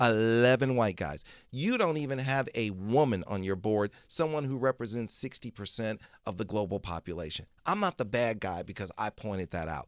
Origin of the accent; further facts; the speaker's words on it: Detroit, Michigan, United States; I was born in Detroit, Michigan